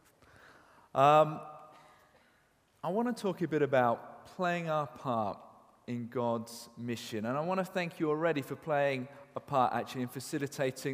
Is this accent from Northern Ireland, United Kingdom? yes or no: no; Cheltenham, South West England, United Kingdom; Grew up on a council estate in Cheltenham